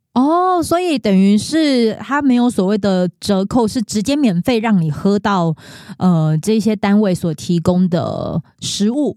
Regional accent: Pingtung County, Taiwan; moved away; also born or lived in Kaohsiung; 我是屏东人

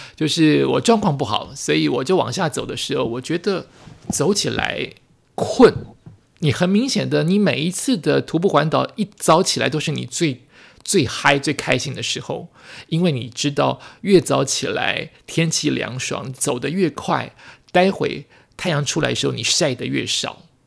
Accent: New Taipei, Taiwan; 我身处在新北，我这么接近这些地方，三重、新庄、八里都离我这么接近，其实我都不了解我的家乡

